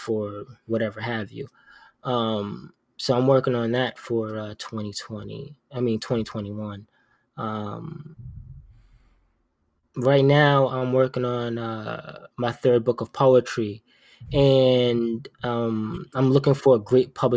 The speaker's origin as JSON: {"language": "English", "region": "New York", "country": "United States", "moved": "yes", "lives_now": "Providence, United States", "said": "I'm from New York"}